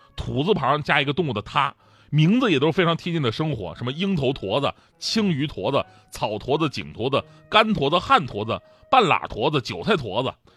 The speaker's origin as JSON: {"language": "Chinese", "region": "Northeast China", "country": "China", "said": "我作为一个东北人"}